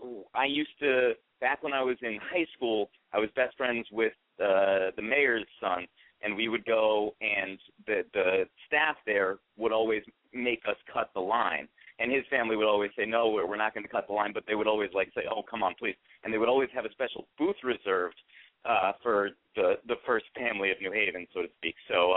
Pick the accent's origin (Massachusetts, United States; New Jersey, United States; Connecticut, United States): Connecticut, United States; New Haven; I'm from New Haven.